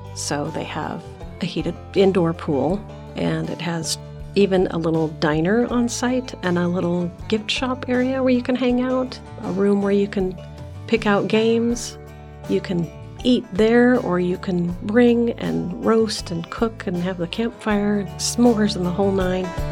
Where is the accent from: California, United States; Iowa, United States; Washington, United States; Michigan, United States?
Iowa, United States; now in Arizona, United States; I grew up in Iowa, camping, boating, fishing, water skiing, hunting for morel mushrooms